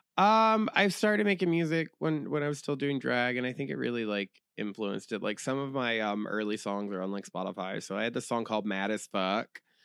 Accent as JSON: {"language": "English", "town": "Jacksonville", "region": "Florida", "country": "United States", "tie": "born or raised there", "also_born_or_lived": "Tallahassee", "said": "I grew up here"}